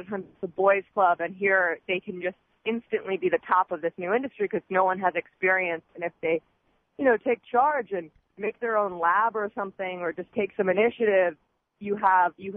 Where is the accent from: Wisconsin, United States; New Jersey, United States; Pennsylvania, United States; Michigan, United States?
Pennsylvania, United States; Philadelphia; also born or lived in New York; now in Seattle, United States; I'm from Pennsylvania, from Philly, Philly girl